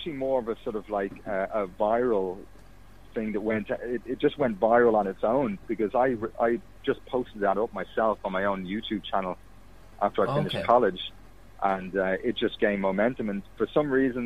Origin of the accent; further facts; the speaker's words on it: Fiji; moved away; I grew up in Fiji, so like for about 13 years of my life